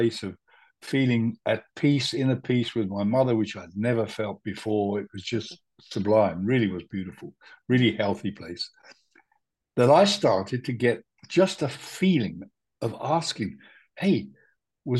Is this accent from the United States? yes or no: no; India; now in Spain; I was born in India.